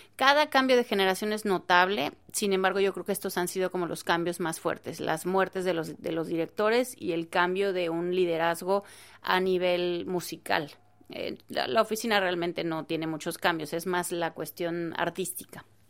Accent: Mexico; lo que somos como mexicanos, que somos alegres

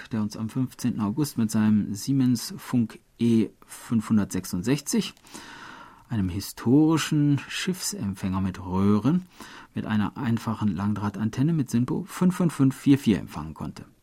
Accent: Niederschrems, Lower Austria, Austria; Selbst in meinem Heimatort Niederschrems und in der Stadt Schrems hieß es damals Land unter.

